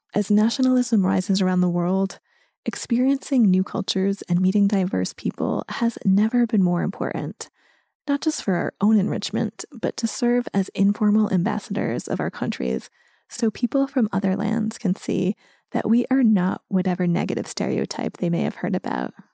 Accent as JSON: {"language": "English", "country": "United States", "tie": "born or raised there", "moved": "as an adult", "lives_now": "Folkestone, United Kingdom", "said": "I grew up in the US where civilians did not experience the Nazis' destruction firsthand."}